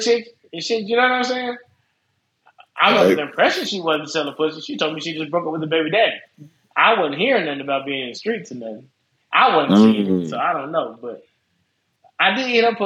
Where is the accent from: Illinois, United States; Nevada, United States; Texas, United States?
Nevada, United States; Las Vegas; Well, I'm from Vegas. We're in Vegas.